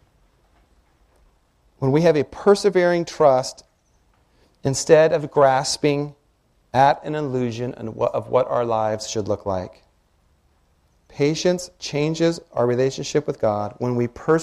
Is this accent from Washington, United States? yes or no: yes; Washington, United States; I grew up in Washington